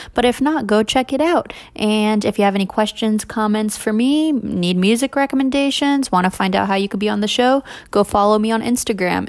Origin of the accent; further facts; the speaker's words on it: the South, United States; growing up in the South